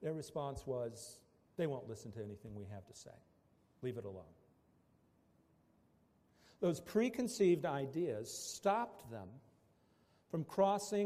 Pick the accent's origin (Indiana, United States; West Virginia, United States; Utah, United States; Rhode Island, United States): West Virginia, United States; I grew up in West Virginia.